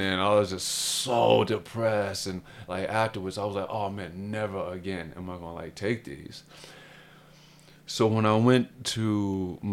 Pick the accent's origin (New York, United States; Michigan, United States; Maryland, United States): Maryland, United States; Baltimore; I'm a homeboy from Baltimore